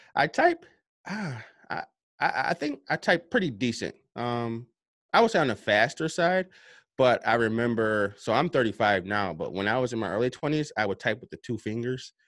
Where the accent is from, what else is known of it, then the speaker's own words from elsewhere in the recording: upstate New York, United States; I'm from New York, uh, upstate New York.